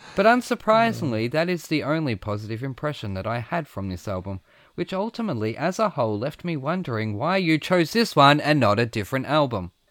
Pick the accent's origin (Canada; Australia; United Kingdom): Australia; I'm from Australia